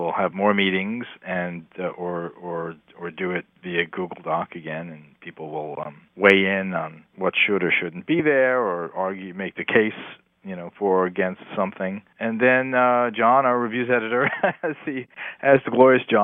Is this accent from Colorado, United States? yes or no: no; New Jersey, United States; Growing up in New Jersey, I had two older sisters who had record collections